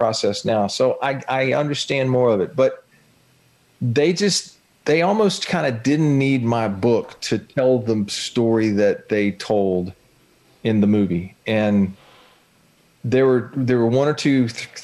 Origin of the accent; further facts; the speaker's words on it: Northeast Florida, United States; I'm a guy from Northeast Florida.